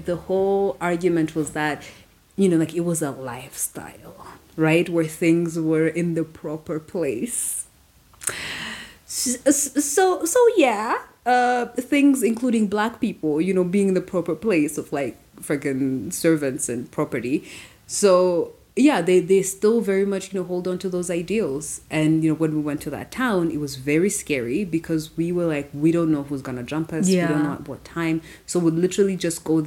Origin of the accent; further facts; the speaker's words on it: Rwanda; now in United States; I'm African. Like, I grew up in Rwanda.